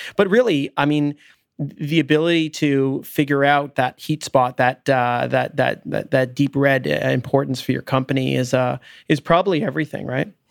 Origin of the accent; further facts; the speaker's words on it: Richmond Hill, Ontario, Canada; also born or lived in London, Ontario; I grew up in Richmond Hill.